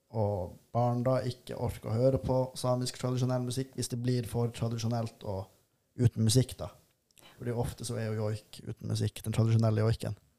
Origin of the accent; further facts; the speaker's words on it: Tana, Finnmark, Norway; also born or lived in Volda / Bodø; Jeg er fra Tana, som ligger i Øst-Finnmark